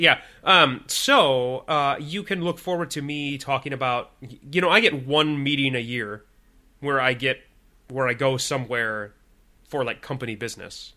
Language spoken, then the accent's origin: English; Illinois, United States; now in Minnesota, United States; in Illinois where we grew up.